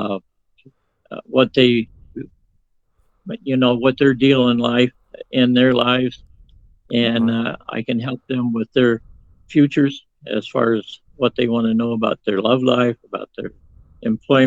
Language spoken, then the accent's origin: English; Phoenix, Arizona, United States; I was born in 1949 in Phoenix, Arizona, in the United States.